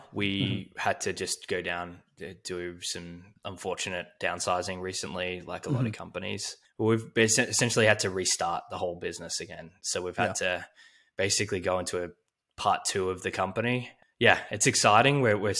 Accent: Melbourne, Victoria, Australia; was at college, we call it uni back in Australia, where I grew up in Melbourne.

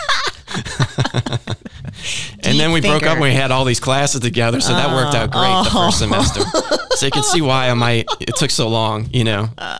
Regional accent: New Orleans, Louisiana, United States; The public schools were never really great in New Orleans.

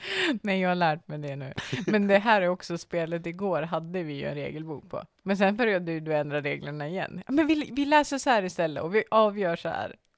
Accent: Norrland, Sweden; jag ser mig också själv som en norrlänning.

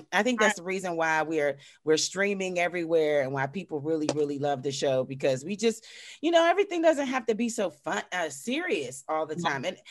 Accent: Pittsburgh, Pennsylvania, United States; I'm from Pittsburgh. We pronounce every letter and syllable in Pittsburgh

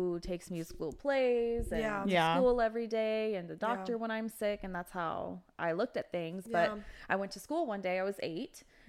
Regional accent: Los Angeles, California, United States; So I grew up in LA my entire life. I was in foster care mm-hmm. as a baby.

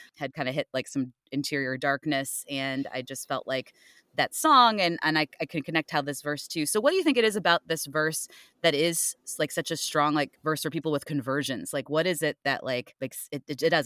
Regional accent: Cleveland, Ohio, United States; moved away; I actually am from Ohio originally

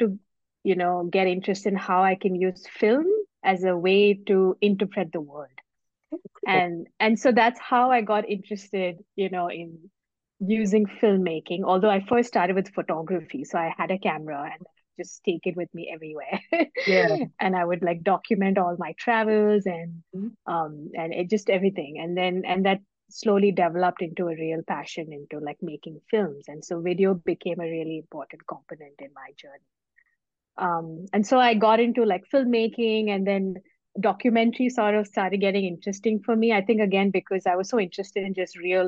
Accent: India; moved away as an adult; also born or lived in Bangalore, India / Mumbai, India; now in United Kingdom; I am originally from India, where I was born and mostly brought up in India, but I've lived in different countries over my short lifespan so far.

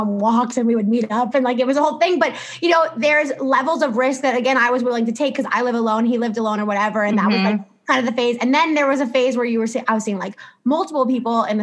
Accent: New York, United States; also born or lived in Barcelona; I'm from New York, I have this group of friends that are still in the city

